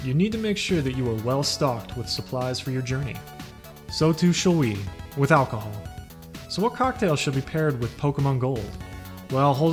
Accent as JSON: {"language": "English", "country": "Canada", "tie": "born or raised there", "said": "Being a kid growing up in Canada"}